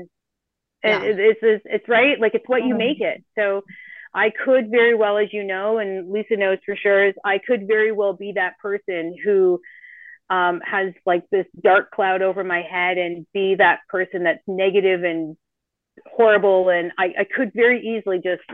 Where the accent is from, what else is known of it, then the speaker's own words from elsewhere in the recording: Canada; moved away as an adult; now in Costa Rica; we're Canadian. I know we've left